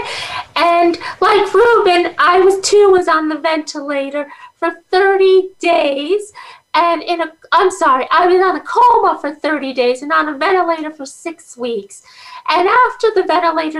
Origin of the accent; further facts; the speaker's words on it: Guyana; also born or lived in Schenectady, New York; now in United States; I was born in Guyana, South America. I came to America in 1979 with my family